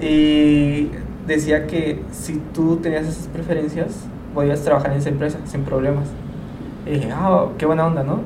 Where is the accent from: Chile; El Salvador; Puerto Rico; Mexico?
Mexico; tengo una Virgen de Guadalupe en la espalda. como todo mexicano